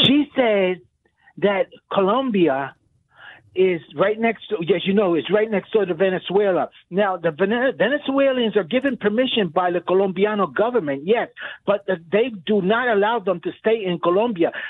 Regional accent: Philadelphia, Pennsylvania, United States; I was born in Philly.

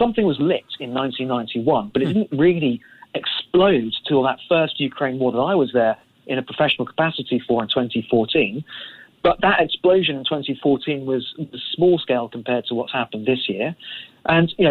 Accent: London, United Kingdom; I'm a Londoner

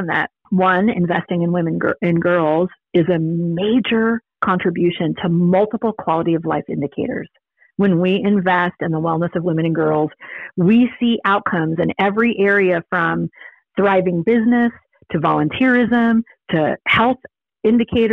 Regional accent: San Diego, California, United States; I grew up in San Diego

